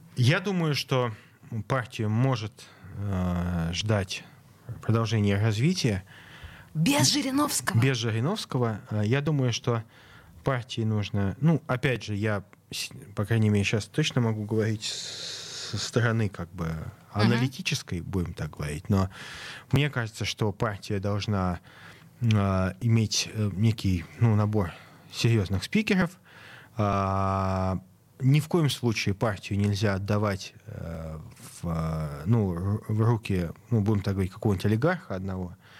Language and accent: Russian; Saint Petersburg, Russia; я как петербуржец